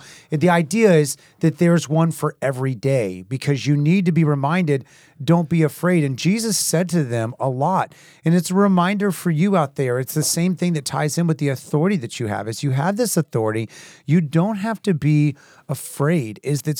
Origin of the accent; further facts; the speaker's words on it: Haiti; me growing up in Haiti and places